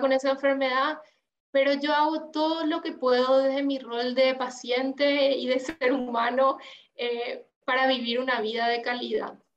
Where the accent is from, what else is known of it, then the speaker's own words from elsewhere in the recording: Paraguay; moved away as an adult; now in Uruguay; yo soy paraguaya, em, mm. Eh, y viví toda mi vida en Paraguay, pero desde hace un año estoy viviendo acá en Uruguay